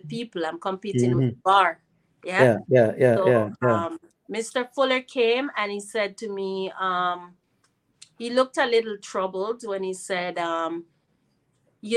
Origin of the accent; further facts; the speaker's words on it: Jamaica; moved away; also born or lived in United States / Canada; it was natural for me to return to my home country